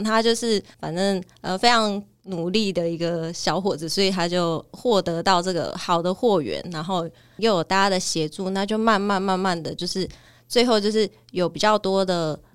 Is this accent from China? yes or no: no; Sanfeng Central Street, Kaohsiung, Taiwan; 从小就是在三凤中街长大